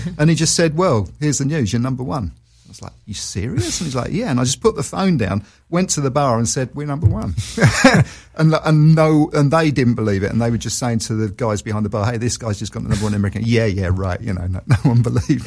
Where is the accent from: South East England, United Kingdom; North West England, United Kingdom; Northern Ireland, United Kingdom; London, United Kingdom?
London, United Kingdom; moved away as an adult; also born or lived in Australia; I do love London. I'm a Londoner, always will be